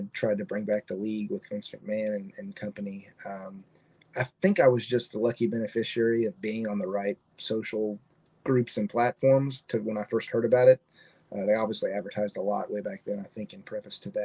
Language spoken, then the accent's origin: English; Houston, Texas, United States; moved away as an adult; also born or lived in Memphis, Tennessee; now in Springfield, United States; I'm obviously a Houston native and been in Tennessee since 2017.